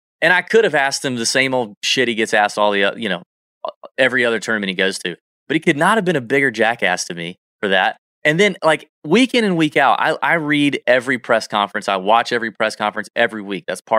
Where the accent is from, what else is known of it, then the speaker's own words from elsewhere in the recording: Augusta, Georgia, United States; people say that about Augusta all the time, my hometown.